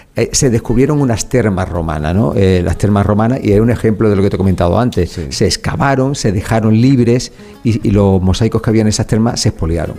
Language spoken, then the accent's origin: Spanish; Málaga, Andalusia, Spain; soy malagueño y quiero mucho a, mi a mis vecinos